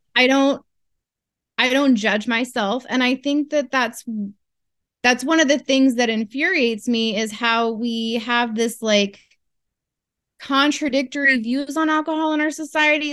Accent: Northern California, United States; moved away as an adult; now in Alaska, United States; I'm from California originally, uh, Northern California

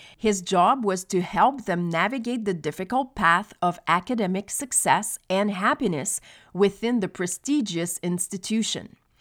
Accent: Quebec, Canada; also born or lived in Montreal; When I was eight years old, we moved from Montreal to a small village on the outskirts of the Saint Lawrence River

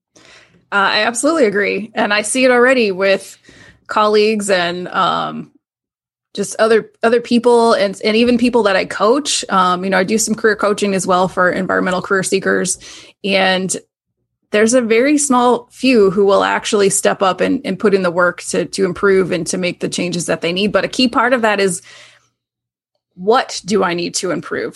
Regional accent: Tampa, Florida, United States; moved away as an adult; now in Syracuse, United States; I grew up in Tampa, Florida area

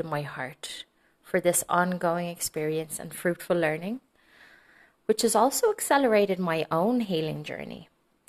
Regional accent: Dublin, Leinster, Ireland; now in Madrid, Spain; I'm from Dublin, Ireland

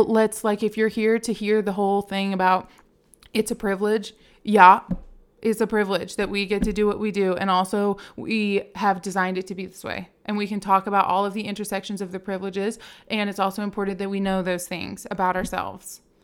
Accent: Richmond, Virginia, United States; moved away as an adult; now in Nashville, United States; I was born and raised in Richmond, Virginia

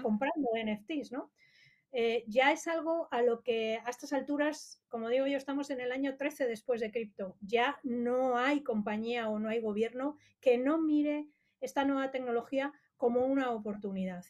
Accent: Madrid, Community of Madrid, Spain; soy de aquí de Madrid

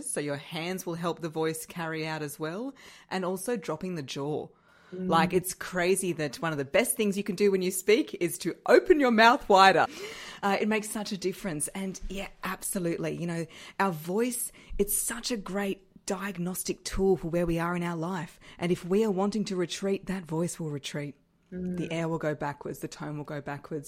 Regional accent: Brisbane, Queensland, Australia; my hometown, Brisbane

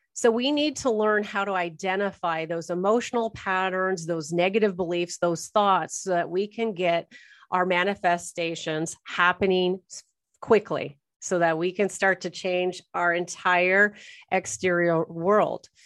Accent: Orange, California, United States; also born or lived in Toronto area, Canada; now in Toronto, Canada; was born and raised in Orange, Orange County, California, I'm now in the Toronto area of Canada

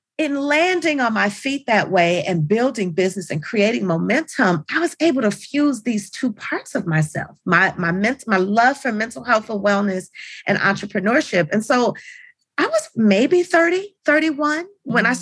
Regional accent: Los Angeles, California, United States; I grew up in Los Angeles

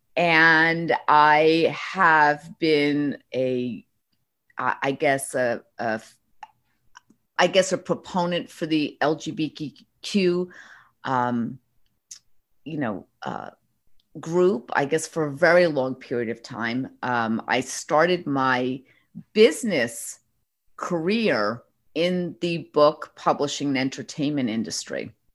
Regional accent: New York, United States; I'm a Northeasterner. I'm a New Yorker.

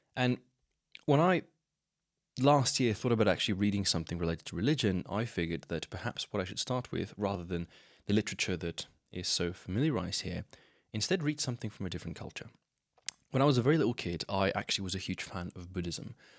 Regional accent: Slovenia; I grew up in Slovenia. I still live here

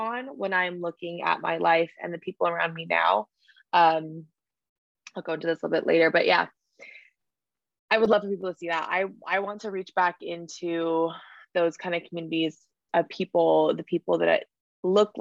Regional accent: Hawaii, United States; moved away; I came from a small island, a small town in the middle of the ocean. Like I grew up in Hawaii.

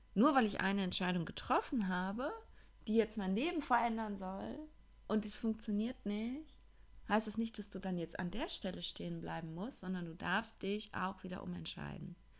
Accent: Ruhr area, North Rhine-Westphalia, Germany; accent: Ruhrpott-Kodderschnauze; moved away; ich bin ja jetzt einige Wochen im Ruhrpott gewesen, in meiner alten Heimat und ähm, tatsächlich habe ich eben, weil ich dort groß geworden bin, auch so eine ziemliche Ruhrpott-Kodderschnauze

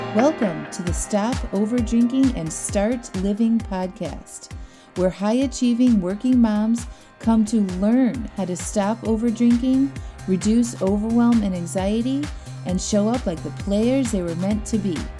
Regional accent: Chesterton, Indiana, United States; moved away; my hometown, Chesterton, Indiana

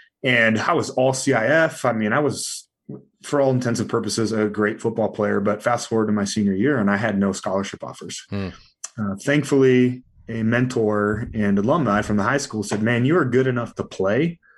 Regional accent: California, United States; I was raised in California, right? So, you know, punk rock music and skateboarding.

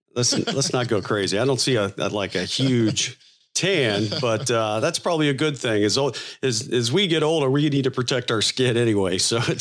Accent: Florida, United States; I grew up in Florida and went to the beach, quite a bit.

